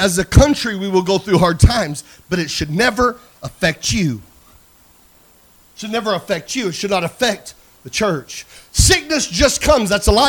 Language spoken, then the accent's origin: English; Iowa, United States; now in Arkansas, United States; I'm from Iowa, where tonight it's 15 and snowing.